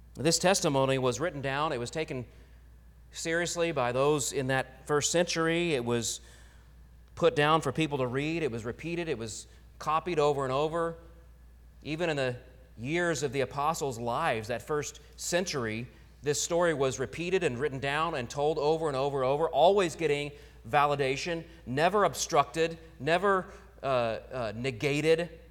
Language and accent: English; Oklahoma, United States; moved away; growing up in Oklahoma